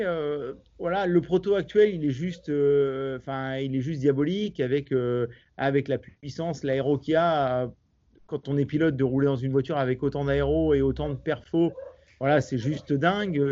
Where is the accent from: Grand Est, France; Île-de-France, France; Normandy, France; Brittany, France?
Normandy, France; quand on est normand